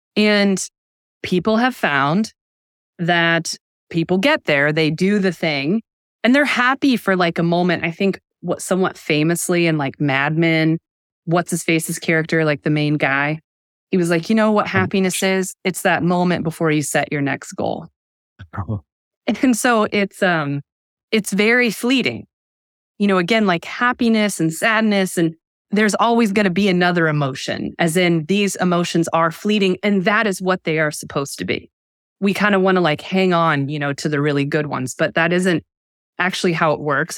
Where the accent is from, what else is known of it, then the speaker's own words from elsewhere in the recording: United States; I'm an American.